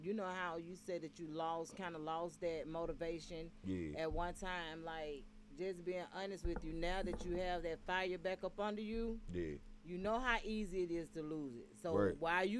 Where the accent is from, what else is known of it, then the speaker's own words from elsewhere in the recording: the South, United States; You know we got different dialect. Y'all from the Midwest. I'm from the South. Country is a mother.